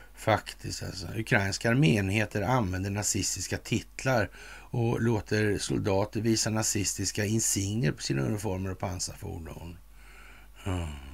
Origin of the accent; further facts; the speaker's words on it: Sweden; som svensk numera